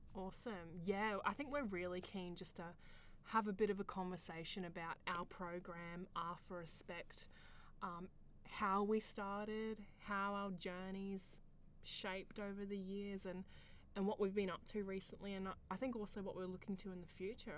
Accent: Queensland, Australia; I grew up here in Australia

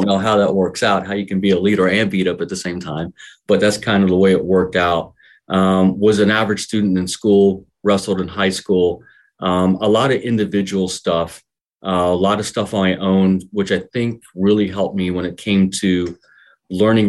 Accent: Milford, Ohio, United States; I grew up in Milford, small family, mother and father and a brother

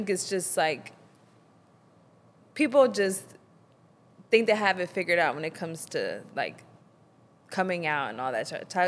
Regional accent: the South, United States; I think growing up in the South and growing up in the church, and especially if you're in a small church or in a small community

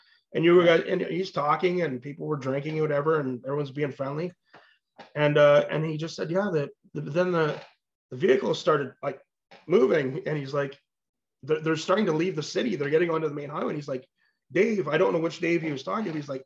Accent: Ottawa, Ontario, Canada; I grew up in the Ottawa area

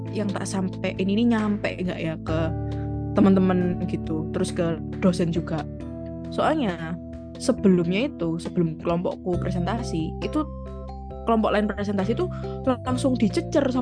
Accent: Surabaya, East Java, Indonesia; enggak bu saya asli Surabaya gitu

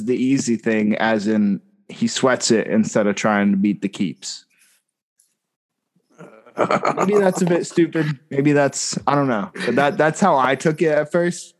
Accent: United States; As an American

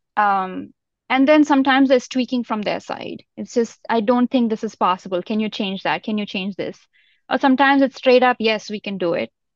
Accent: India; also born or lived in Europe; now in Bay Area, United States; I grew up in India, in a very small town

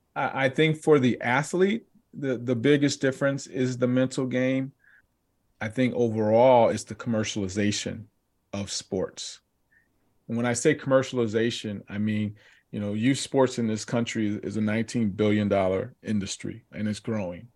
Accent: Southern California, United States; growing up in Southern California, and we grew up in the area where we played out in the streets

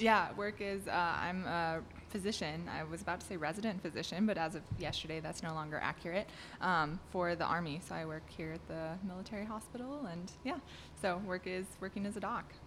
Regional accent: southeast Wisconsin, United States; I was born in Wisconsin. Um, that's where our church was in, in southeast Wisconsin. And I actually, um, I, my parents still live in the house I grew up

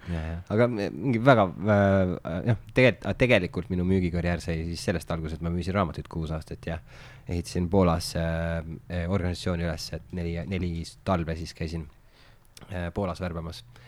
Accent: Märjamaa, Rapla County, Estonia; now in Tallinn, Estonia; ma olen Märjamaalt pärit

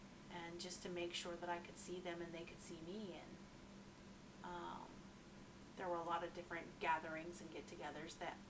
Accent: Utah, United States; born there; my father lived, you know, where I was born in Utah.

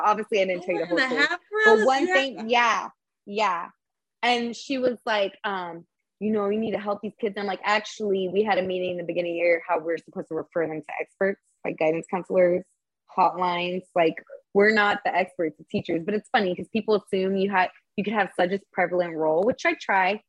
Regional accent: Tampa, Florida, United States; I'm still from Timbo

